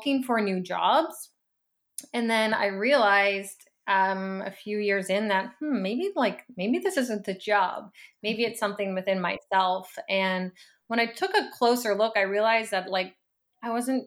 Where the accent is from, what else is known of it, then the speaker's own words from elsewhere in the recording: Annapolis Valley, Nova Scotia, Canada; moved away as an adult; now in Halifax, Canada; I grew up, I would say, like a pretty like typical small town life. I'm from the Annapolis Valley